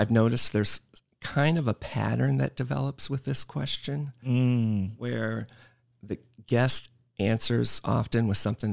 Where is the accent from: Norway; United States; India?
United States; Woodbine, Iowa; now in Oshkosh, United States; The town is Woodbine, Iowa, and it's outside of Council Bluffs, Omaha, Nebraska area, west side of Iowa